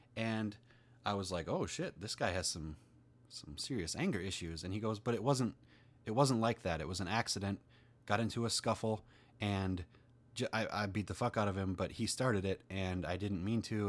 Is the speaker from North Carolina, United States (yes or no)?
no; Minnesota, United States; I'm from Minnesota. That's in the United States